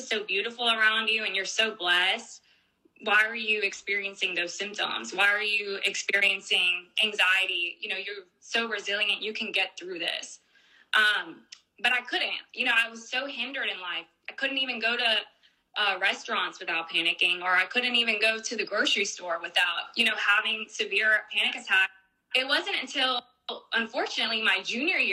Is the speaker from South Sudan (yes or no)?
no; Mexico; now in United States; now that I've moved to the United States, we do talk about it more because it's more part of the culture here than it is in our, you know, my home country